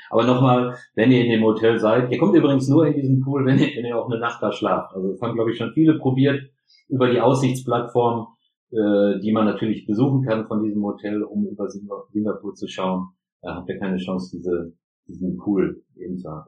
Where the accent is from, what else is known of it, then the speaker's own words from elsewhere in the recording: Germany; ich bin Deutscher